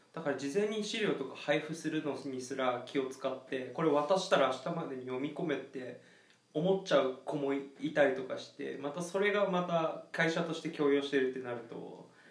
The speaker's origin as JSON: {"language": "Japanese", "region": "Okinawa", "country": "Japan", "tie": "born or raised there", "said": "俺沖縄出身だから"}